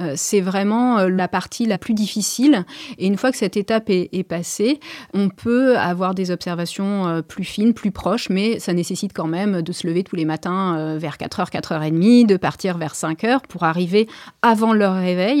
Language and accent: French; Maisons-Alfort, Île-de-France, France; moved away; also born or lived in Perche; je suis née à Maison-Alfort